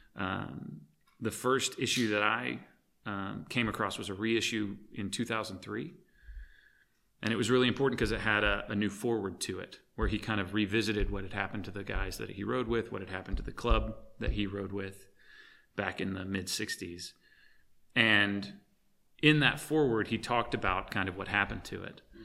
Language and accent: English; Arkansas, United States; growing up in Arkansas